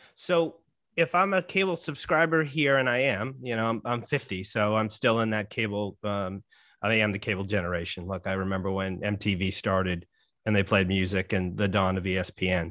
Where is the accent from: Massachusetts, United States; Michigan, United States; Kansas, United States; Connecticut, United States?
Massachusetts, United States; Saugus; Jared and I share a hometown. We're both from Saugus, Massachusetts.